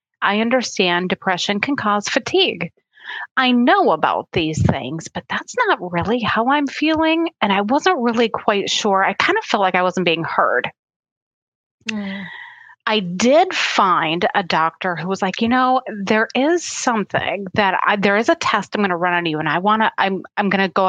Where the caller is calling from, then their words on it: Minnesota, United States; I'm drinking some nettle leaf today, and I am from Minnesota. I'm signing in from Minnesota, and we actually just had all of our snow melt, so we're feeling the spring.